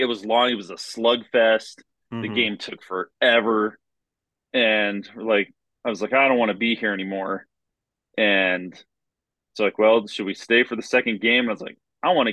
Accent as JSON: {"language": "English", "region": "South Central Colorado", "country": "United States", "tie": "born or raised there", "said": "we grew up in South Central Colorado, where we lived out in the middle of nowhere"}